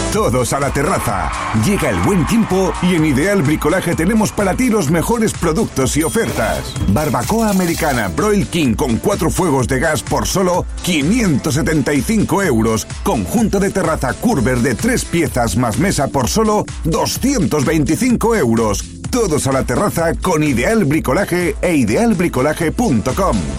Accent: Asturias, Spain; moved away as an adult; now in Gran Canaria, Spain; yo soy asturiano pero llevo ya casi siete años ahí en la isla

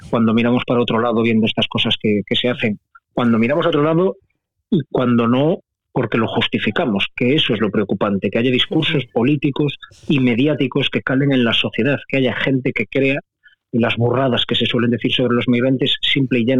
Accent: Galicia, Spain; now in Madrid, Spain; Yo me tuve que venir, me vine de Galicia a Madrid en unas condiciones muy favorables. Pero echaba de menos a la familia, echaba de menos la lengua

